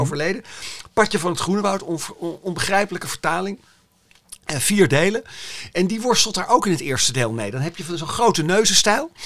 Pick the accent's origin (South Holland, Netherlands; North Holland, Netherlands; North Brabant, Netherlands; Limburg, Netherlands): North Holland, Netherlands; Amsterdam; Amsterdam-Zuid, waar ik vandaan kom. Dit is mijn buurt. Hier, dit is mhm. gewoon de architectuur van, van mijn jeugd